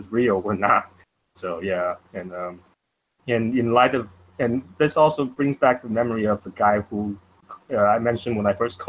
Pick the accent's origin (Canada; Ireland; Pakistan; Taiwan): Taiwan; moved away; I'm from Taiwan originally.